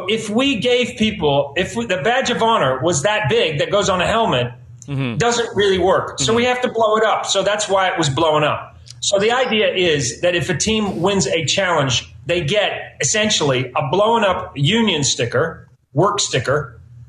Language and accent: English; New Zealand; now in United States; I am an immigrant. I come from New Zealand. We say weird things.